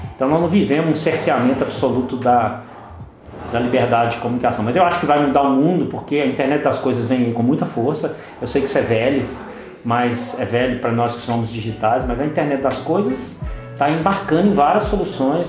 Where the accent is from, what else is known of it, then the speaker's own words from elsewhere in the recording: Belo Horizonte, Minas Gerais, Brazil; em Belo Horizonte, nós que somos daqui, atuamos aqui, Belo Horizonte, Minas Gerais